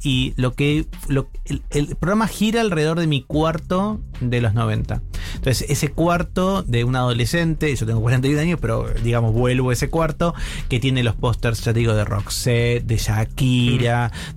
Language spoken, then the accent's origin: Spanish; Buenos Aires Province, Argentina; born or raised there